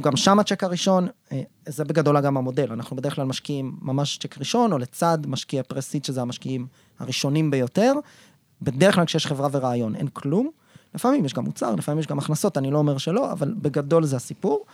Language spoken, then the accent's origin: Hebrew; Israel; אנחנו כישראלים